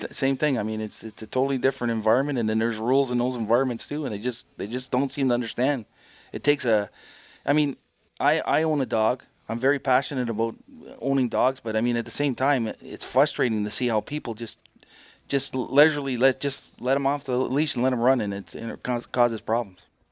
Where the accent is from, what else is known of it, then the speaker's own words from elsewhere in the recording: Timmins, Ontario, Canada; moved away; That Timmins is my hometown